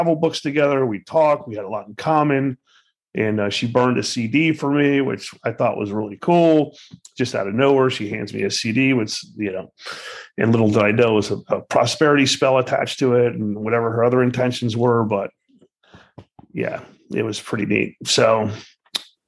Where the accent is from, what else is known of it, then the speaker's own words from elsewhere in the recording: Miami, Florida, United States; now in Boynton Beach, United States; I was born and raised in Miami